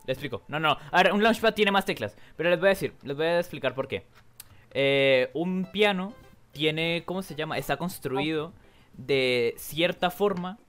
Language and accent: Spanish; Colombia; yo soy de Colombia